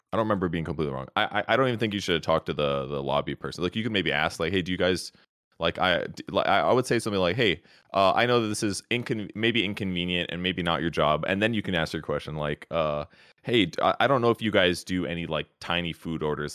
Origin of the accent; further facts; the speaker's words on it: Wisconsin, United States; I grew up in Wisconsin, which is a state in the Midwest.